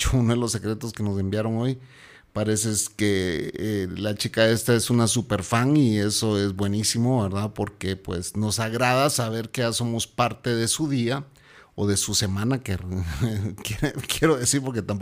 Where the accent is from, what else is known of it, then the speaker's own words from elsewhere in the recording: Guatemala; Hola señor. … ¿cómo están?